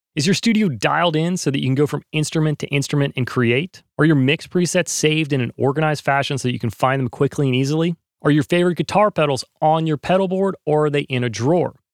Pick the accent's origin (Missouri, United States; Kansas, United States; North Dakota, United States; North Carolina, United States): North Carolina, United States; now in Los Angeles, United States; I grew up in North Carolina